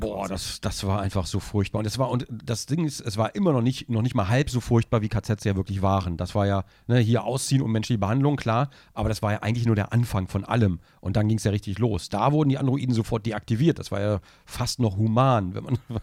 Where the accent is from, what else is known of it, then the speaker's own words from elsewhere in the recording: Braunschweig, Lower Saxony, Germany; da hat man das Werk in Braunschweig, ja, da wo ich aufgewachsen bin.